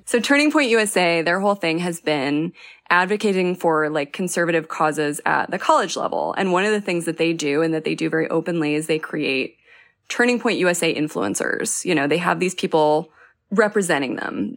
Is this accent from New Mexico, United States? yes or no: yes; New Mexico, United States; I'm from New Mexico